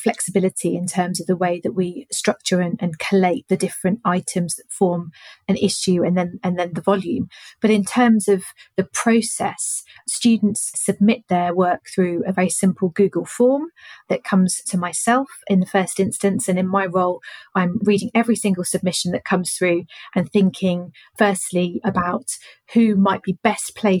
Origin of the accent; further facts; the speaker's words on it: London, United Kingdom; I grew up in London